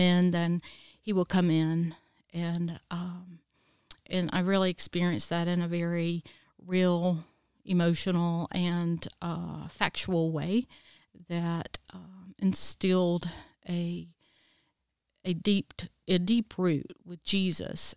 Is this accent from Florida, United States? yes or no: no; Easley, South Carolina, United States; I was born and raised here in Easley, South Carolina